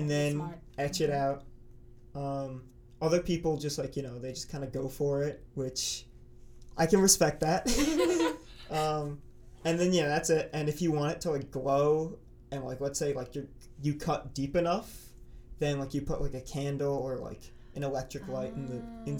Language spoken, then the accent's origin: English; New York, United States; I'm from New York.